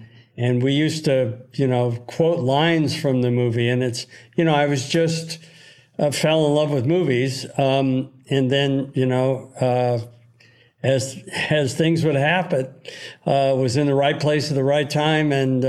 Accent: Los Angeles, California, United States; also born or lived in Glendale, California / Newport Beach, California; I was actually born in Glendale, California. I was raised out in the San Fernando Valley until we moved to Newport Beach for high school. So I went to high school in Newport and then I went to UCLA.

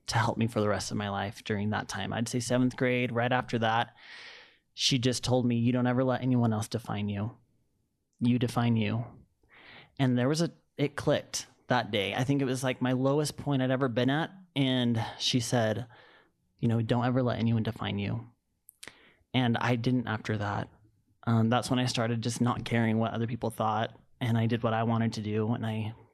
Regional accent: Sandy, Utah, United States; I grew up in Sandy, Utah.

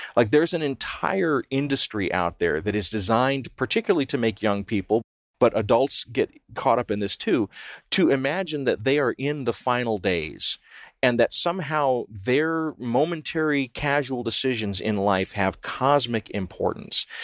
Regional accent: the South, United States; I grew up in the South

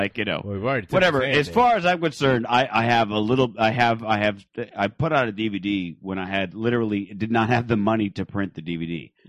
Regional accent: Phoenix, Arizona, United States

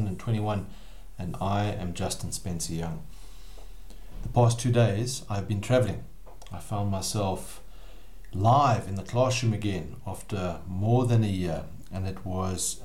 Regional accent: South Africa; I've lived and worked in South Africa my whole life

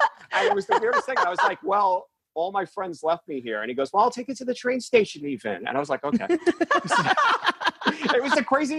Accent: New York City, New York, United States; also born or lived in Bronx / Staten Island; when you were growing up in Queens

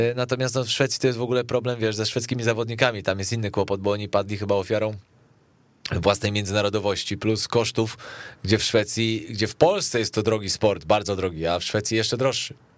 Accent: Poland

